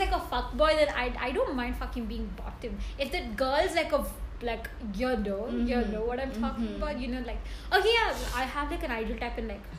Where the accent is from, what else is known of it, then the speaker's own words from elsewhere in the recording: India; I'm from India.